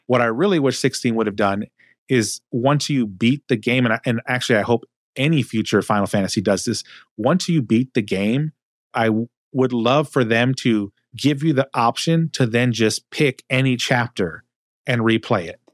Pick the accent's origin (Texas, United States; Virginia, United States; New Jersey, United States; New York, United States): Texas, United States; also born or lived in the South; grew up in Texas and spent some significant time in the South